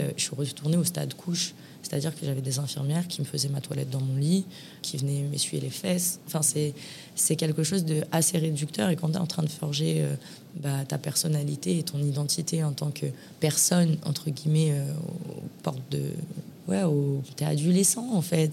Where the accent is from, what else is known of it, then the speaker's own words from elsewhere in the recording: Paris, Île-de-France, France; moved away as an adult; also born or lived in Lyon; now in Marbella, Spain; je suis née à l'hôpital Saint-Antoine à Paris un vendredi 29 octobre euh, en 1993